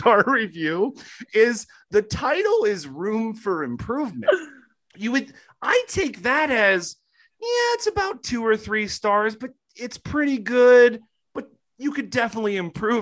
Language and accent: English; Ashtabula, Ohio, United States; now in Los Angeles, United States; I was Ashtabula, which is not Cleveland.